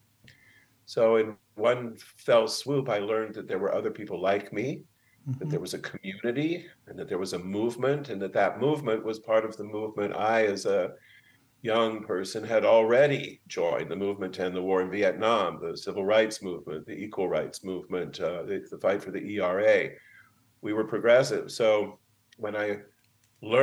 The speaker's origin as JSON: {"language": "English", "region": "Arizona", "country": "United States", "tie": "born or raised there", "also_born_or_lived": "Indiana", "lives_now": "San Francisco, United States", "said": "No, I was born in Indiana, and my parents were in graduate school, so we moved around until they both finished and got professorships at Arizona State, where I went to high school."}